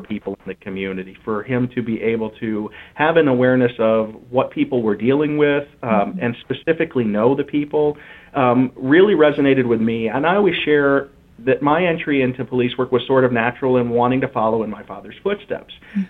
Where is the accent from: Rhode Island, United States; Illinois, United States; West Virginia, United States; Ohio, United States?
Ohio, United States; Willard; also born or lived in Toledo, Ohio; now in Dublin, United States; so I grew up in Willard my entire life. I was born there, and I uh, was in Willard until I was 16 years old.